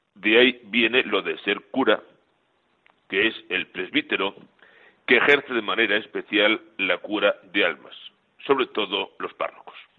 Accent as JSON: {"language": "Spanish", "town": "Miraflores de la Sierra", "region": "Community of Madrid", "country": "Spain", "said": "en mi pueblo, Miraflores de la Sierra, en la provincia de Madrid"}